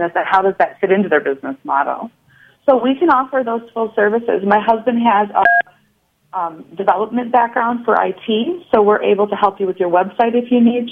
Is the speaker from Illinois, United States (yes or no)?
no; Fort Atkinson, Wisconsin, United States; also born or lived in Madison, Wisconsin; I grew up in Fort Atkinson, Wisconsin